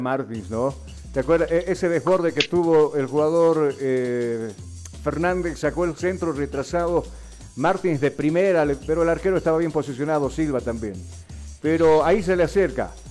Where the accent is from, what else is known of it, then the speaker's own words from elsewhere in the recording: Bolivia; nosotros, los bolivianos